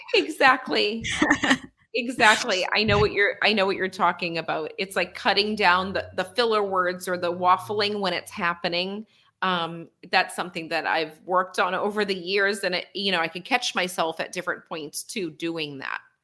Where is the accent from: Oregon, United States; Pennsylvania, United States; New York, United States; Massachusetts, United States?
Massachusetts, United States; near Boston; born or raised there